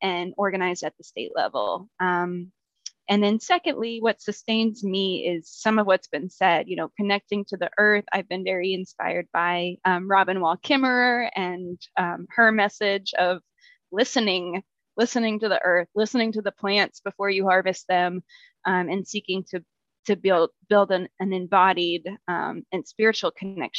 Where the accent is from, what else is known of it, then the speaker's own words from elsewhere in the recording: Texas, United States; I'm from Texas